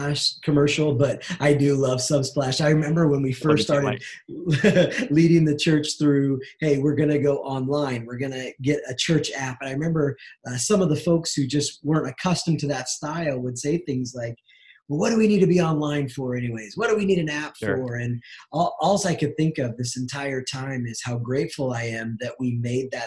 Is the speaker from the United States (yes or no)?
yes; Southern California, United States; moved away as an adult; now in Wenatchee, United States; I grew up in Southern California and felt the Lord's call for me to move to this small town in north central Washington called Wenatchee